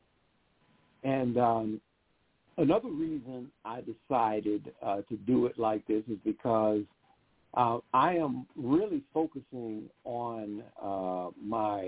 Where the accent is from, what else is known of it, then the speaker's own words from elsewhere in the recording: Huntsville, Alabama, United States; my hometown of Huntsville, Alabama